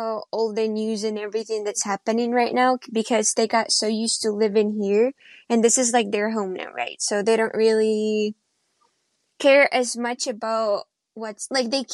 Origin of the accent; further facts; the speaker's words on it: Kyiv, Ukraine; moved away as an adult; now in Sioux Falls, United States; I'm from Ukraine. I was born in Kyiv, the capital, but currently live in the United States in South Dakota.